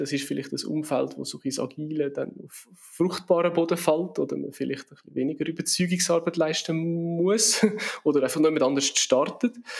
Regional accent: Switzerland; wir in der Schweiz

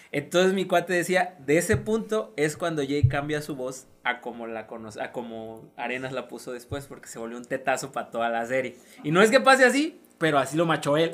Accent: Tabasco, Mexico; accent: Tabasqueño (coastal); mi acento de costa sea lo más neutro posible. Y yo me doy cuenta cuando se me sale mi acento de costa. Se me sale lo tabasqueño.

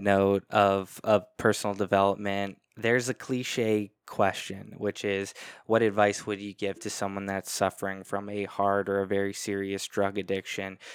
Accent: Canada; I'm Canadian

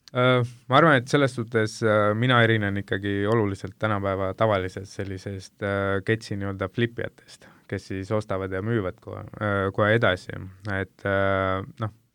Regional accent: India; now in Estonia; ma ise olen Indiast pärit

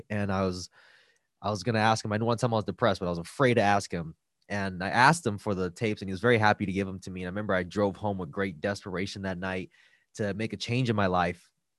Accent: Los Angeles, California, United States; I grew up in East LA, and I came from a household that had domestic violence.

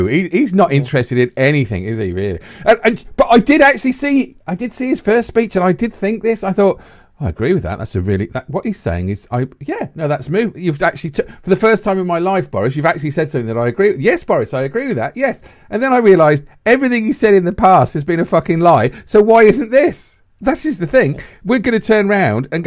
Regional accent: Redditch, West Midlands, United Kingdom; I come from Redditch

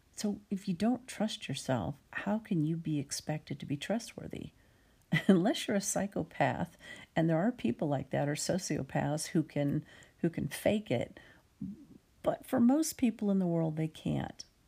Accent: United States; I'm an American with a decidedly American viewpoint

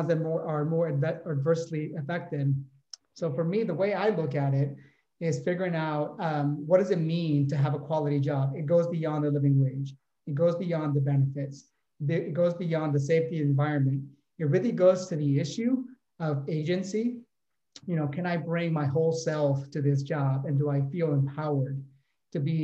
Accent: Oakland, California, United States; my hometown from Oakland, California

